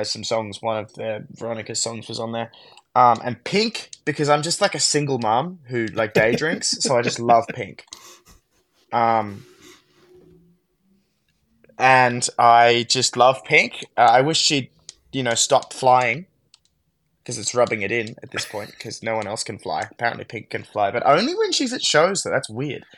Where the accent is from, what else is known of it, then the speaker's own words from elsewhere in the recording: Canberra, Australian Capital Territory, Australia; I'm from Canberra